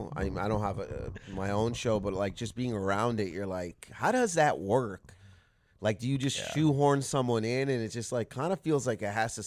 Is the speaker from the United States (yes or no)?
no; Canada; it was such a cool thing to be a part of, especially being Canadian.